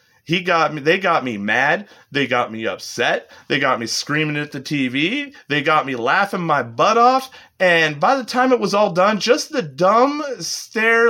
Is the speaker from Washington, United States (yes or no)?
yes; Washington, United States; we're from Washington.